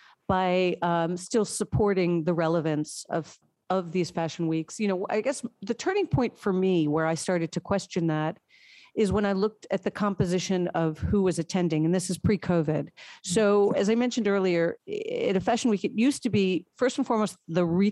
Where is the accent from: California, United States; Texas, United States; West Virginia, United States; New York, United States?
New York, United States; I'm a lifelong New Yorker